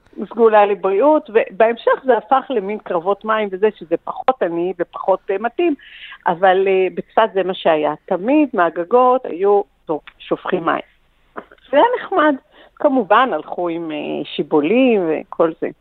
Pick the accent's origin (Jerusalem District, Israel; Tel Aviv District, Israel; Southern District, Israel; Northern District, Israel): Northern District, Israel; Safed; אני דור שביעי בצפת